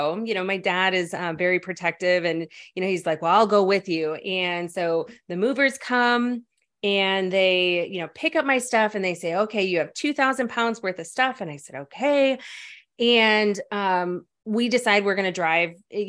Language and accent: English; Chicago, Illinois, United States; now in California, United States; I came from Chicago, and Chicago is a very family-oriented town. And when I wanted to move to California, everybody thought I was crazy